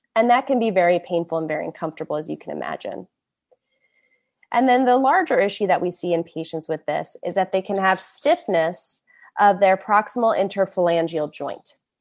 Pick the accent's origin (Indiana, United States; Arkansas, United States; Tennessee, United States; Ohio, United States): Indiana, United States; Indianapolis; moved away as an adult; also born or lived in New York / San Francisco Bay Area; now in San Francisco, United States; I'm originally from Indianapolis, Born and raised a Midwest girl